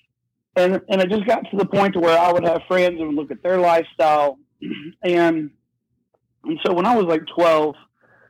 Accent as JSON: {"language": "English", "region": "West Virginia", "country": "United States", "said": "I'm from West Virginia and a little small town"}